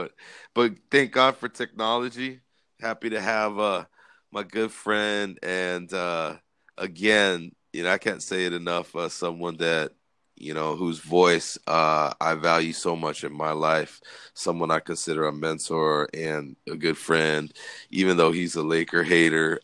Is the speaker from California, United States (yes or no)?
yes; California, United States; we grew up in California